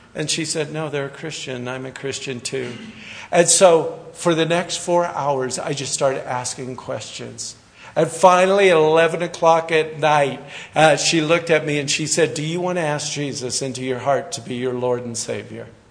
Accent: Kansas, United States; also born or lived in Hagerman, Idaho; now in California, United States; I'm actually a farm boy from Kansas, so all you farmers have to like me. I'm a wheat farmer, grew up on a farm in Kansas

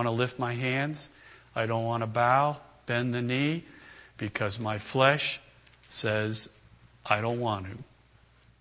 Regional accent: East Coast, United States; moved away; Raised back east, Red Sox fan, hated the Yankees

